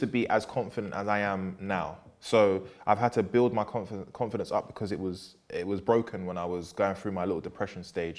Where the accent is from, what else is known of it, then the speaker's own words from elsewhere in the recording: London, United Kingdom; I'm from Peckham